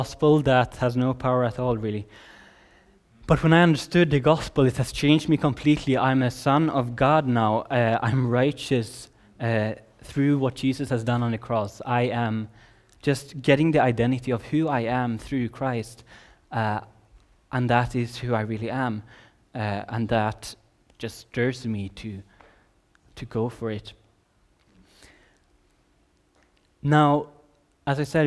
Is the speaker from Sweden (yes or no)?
yes; Sweden; also born or lived in Redding, California; I'm from Sweden